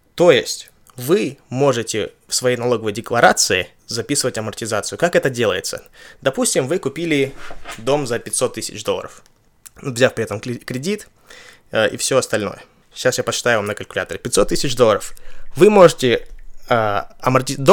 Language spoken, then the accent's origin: Russian; Kazakhstan; now in Ventura, United States; я из Казахстана, и чтобы из моего города полететь а, в Вентуру, где я живу